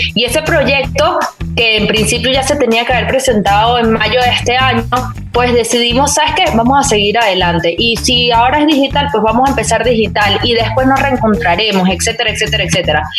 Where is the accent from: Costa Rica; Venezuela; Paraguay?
Venezuela; como venezolana